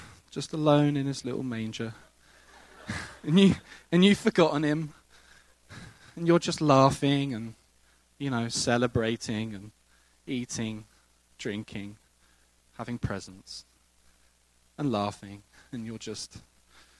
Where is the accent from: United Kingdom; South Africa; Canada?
United Kingdom; England; now in United States; I come from England